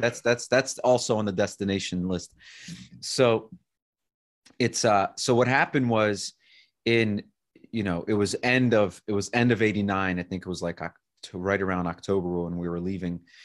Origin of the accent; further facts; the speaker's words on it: Baltimore, Maryland, United States; also born or lived in Kyiv, Ukraine; now in Boulder, United States; I was born actually in Kyiv, Ukraine. Uh, my parents came here in nineteen ninety. I was seven years old when we got here, and we moved right to the Baltimore area